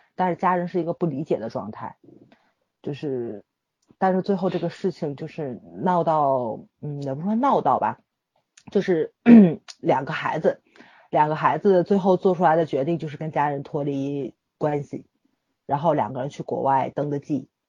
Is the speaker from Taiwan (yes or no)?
no; Tianjin, China; 我们天津人不喜欢出我们这个城市